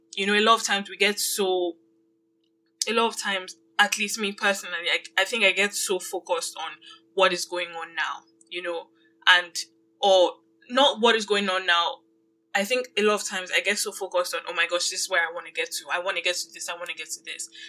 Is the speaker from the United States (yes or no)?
no; Nigeria; now in Canada; I grew up in Nigeria